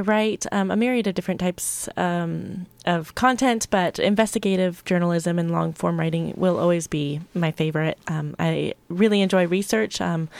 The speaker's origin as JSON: {"language": "English", "region": "Arizona", "country": "United States", "also_born_or_lived": "Virginia", "moved": "as an adult", "lives_now": "Pacific Northwest, United States", "said": "I'm originally from Arizona, and I studied journalism in Virginia and worked for a couple different newspapers out there, and then moved here to the Pacific Northwest about 5 years ago"}